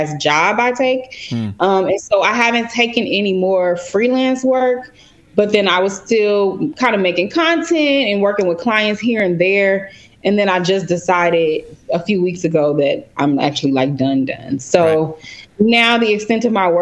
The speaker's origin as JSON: {"language": "English", "town": "Chicago", "region": "Illinois", "country": "United States", "moved": "as an adult", "lives_now": "Los Angeles, United States", "said": "I am originally from Chicago"}